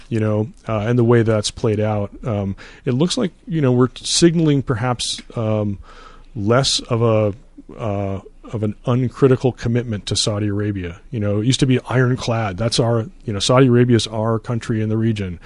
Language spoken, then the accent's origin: English; Canada; moved away; I grew up in Canada